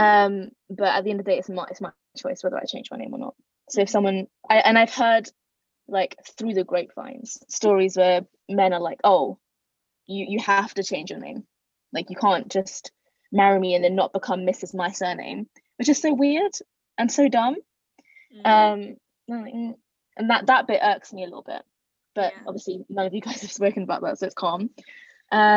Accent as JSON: {"language": "English", "region": "London", "country": "United Kingdom", "tie": "born or raised there", "said": "I'm Bengali and, you know, 100% but born and bred in London"}